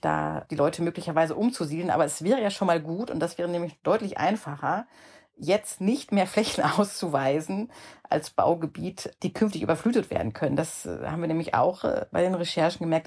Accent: Ruhr area, North Rhine-Westphalia, Germany; in meiner Jugend im Ruhrgebiet

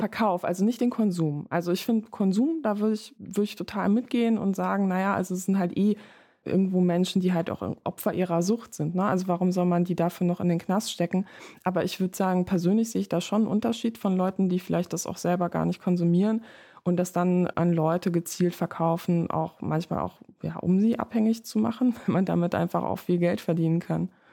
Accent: Germany; Ich komme aus der Nähe von Holland

